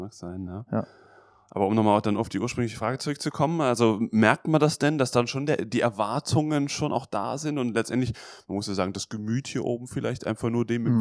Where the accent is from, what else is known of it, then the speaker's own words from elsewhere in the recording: North Rhine-Westphalia, Germany; ich komme ja auch aus dem Rheinland, aber quasi auf der anderen Seite vom Rhein